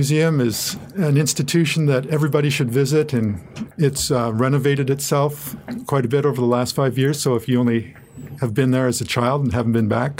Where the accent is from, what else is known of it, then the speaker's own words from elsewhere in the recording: Toronto, Ontario, Canada; That's my hometown.